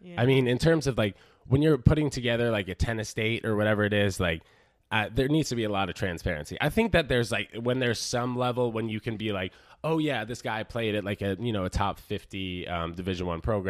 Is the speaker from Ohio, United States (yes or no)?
no; New York, United States; also born or lived in New Jersey; I was born there. I grew up in New Jersey for 6 weeks before I moved to New York, before I hopped over the pond, I suppose.